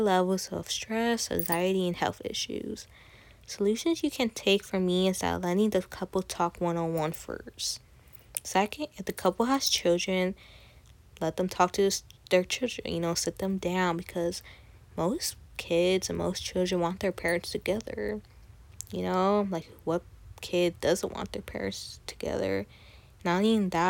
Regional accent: Katy, Texas, United States; I'm Colombian, Puerto Rican, Salvadoran, Venezuelan. I was born in Katy, Texas

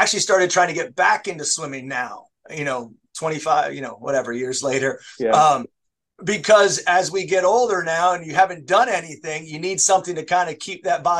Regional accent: Rockville, Maryland, United States; also born or lived in Pennsylvania; I actually grew up here. I grew up in Montgomery County, grew up in Rockville.

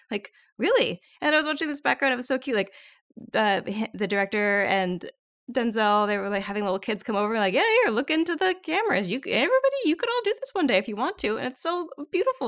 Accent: Southern California, United States; I grew up in Southern California

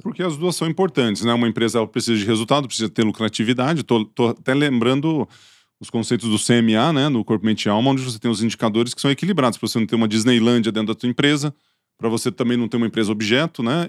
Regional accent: Ituverava, São Paulo, Brazil; accent: caipira; eu sou de Tuverava

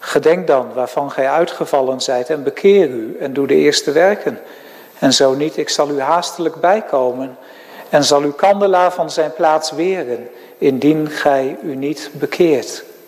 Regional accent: Netherlands; also born or lived in Graafstroom; als Nederlanders

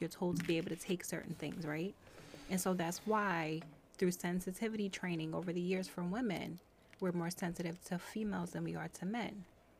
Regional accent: United States; I'm an American woman.

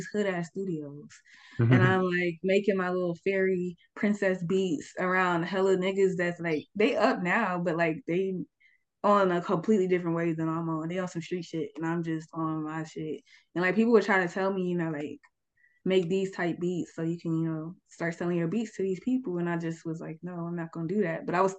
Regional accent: Atlanta, Georgia, United States; It's more just like my home because I'm from Atlanta, like

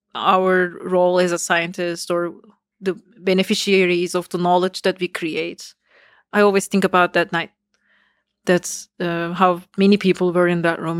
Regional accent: Istanbul, Turkey; moved away as an adult; now in United States; I uh, was born in Istanbul, so I grew up in Turkey.

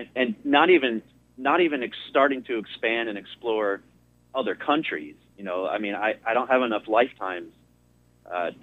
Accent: Connecticut, United States; moved away; my home state of Connecticut

